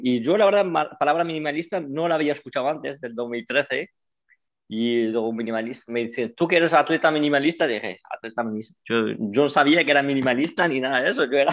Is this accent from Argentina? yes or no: no; San Lorenzo de El Escorial, Community of Madrid, Spain; moved away as an adult; also born or lived in United States; now in Canada; vengo desde un pueblo de Madrid, de San Lorenzo del Escorial, ahí donde he crecido.